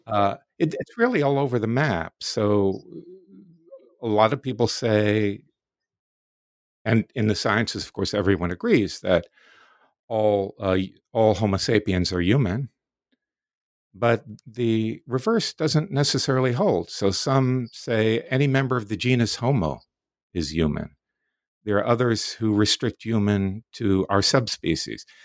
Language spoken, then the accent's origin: English; Florida, United States; also born or lived in New York City, United States; I grew up in the Deep South in Florida in the nineteen fifties and sixties